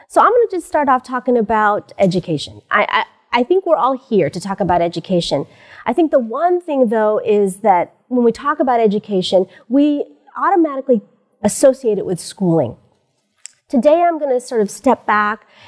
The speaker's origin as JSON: {"language": "English", "country": "United States", "tie": "born or raised there", "said": "I am Pinay, which means I'm a Filipina born in the United States"}